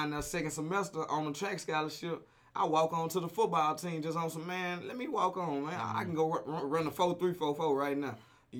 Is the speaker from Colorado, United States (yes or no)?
no; Houston, Texas, United States; moved away; I'm like, yeah, I'm from Houston.